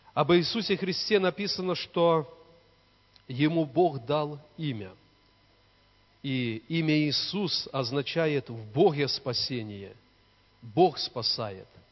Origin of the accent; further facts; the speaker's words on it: Borki, Brest Region, Belarus; now in Svetlogorsk, Belarus; в деревне, где мы выросли, в Пинском районе, в Борках.